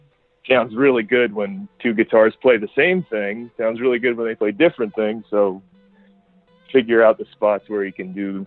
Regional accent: New Jersey, United States; moved away as an adult; now in Brooklyn, United States; we're from New Jersey, but now me and Danny live in Brooklyn.

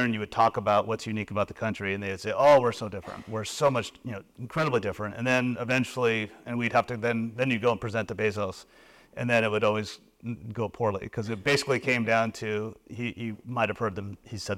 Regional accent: United States; also born or lived in Tokyo, Japan / Beijing, China; the American who's, you know, the lifeline to the U.S.

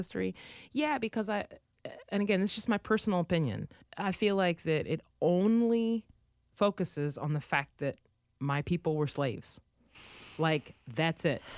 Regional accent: United States; there has never been a time growing up in the United States where I've not been aware of the fact that I'm African-American

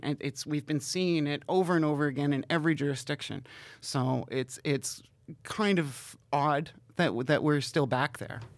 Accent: Canada; my hometown is, is in a weird place. It's right on the border of Ontario and Quebec and Canada and the United States.

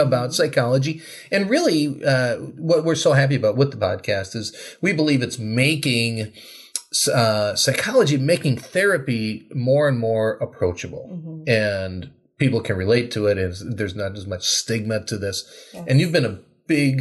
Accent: Wisconsin, United States; now in Minnesota, United States; I grew up in Wisconsin, not too different from here

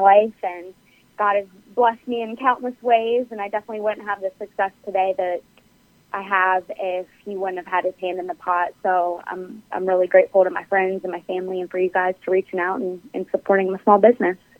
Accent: Harrisonburg, Virginia, United States; moved away as an adult; also born or lived in Eastern Shore (Maryland/Delaware); now in Virginia, United States; I grew up in Harrisonburg, Virginia

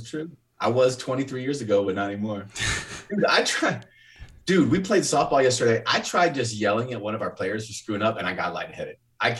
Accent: Texas, United States; also born or lived in Alpine, Texas / Marathon, Texas; I was born in Alpine, which is in way West Texas. And my mom lived in a small town out there called Marathon.

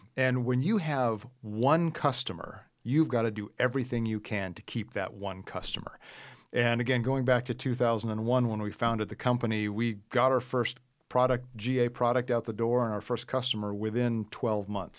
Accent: Midwest, United States; I grew up in the Midwest

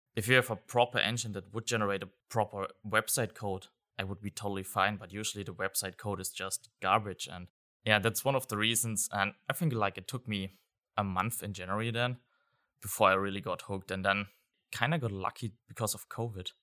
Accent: Germany; I'm from Germany

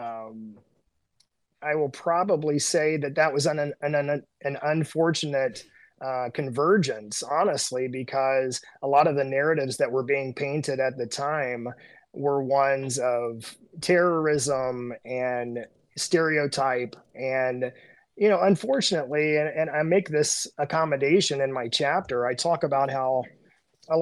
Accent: Southern Indiana, United States; growing up in Southern Indiana

